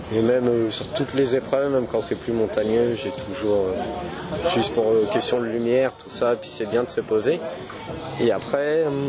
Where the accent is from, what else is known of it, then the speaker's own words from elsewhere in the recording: Poitiers, Nouvelle-Aquitaine, France; moi je viens de Poitiers, j'ai 23 ans et euh, j'ai toujours vécu euh, à Poitiers, dans un petit village à côté